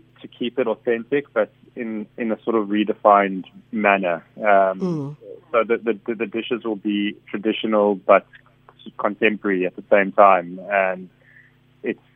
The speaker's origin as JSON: {"language": "English", "town": "Pretoria", "region": "Gauteng", "country": "South Africa", "moved": "yes", "lives_now": "Cape Town, South Africa", "said": "I'm from Pretoria, and there was a massive Greek community within Pretoria itself"}